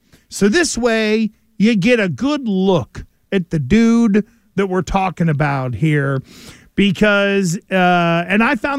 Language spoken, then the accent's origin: English; Pennsylvania, United States; back in the day when I grew up in Western Pennsylvania